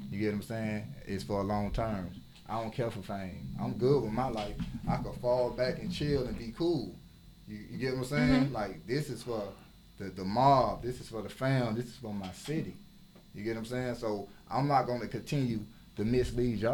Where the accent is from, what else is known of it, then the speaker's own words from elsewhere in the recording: Miami, Florida, United States; growing up in the inner city, I'm from Brownsville. I'm from Liberty City.